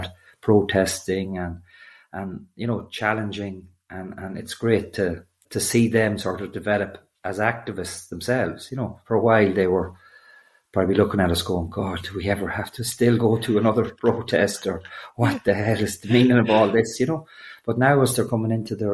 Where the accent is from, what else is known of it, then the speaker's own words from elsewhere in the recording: Leitrim, Connacht, Ireland; I'm a farmer from Leitrim